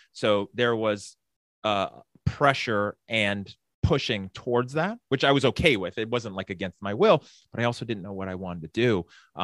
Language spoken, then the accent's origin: English; San Francisco Bay Area, California, United States; growing up in the San Francisco Bay Area in the eighties